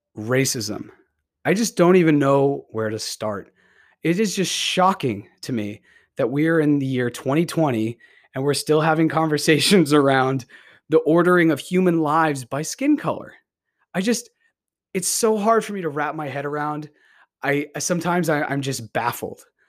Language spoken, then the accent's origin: English; Beverly, Massachusetts, United States; also born or lived in Salem, Massachusetts; I grew up in Beverly, Massachusetts, and I've spent many years of my life in this area.